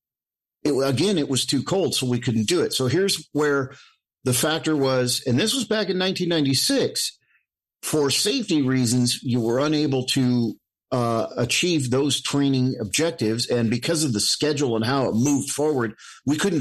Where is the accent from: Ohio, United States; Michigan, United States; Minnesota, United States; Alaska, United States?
Alaska, United States; I grew up in Alaska, so cold wasn't an issue.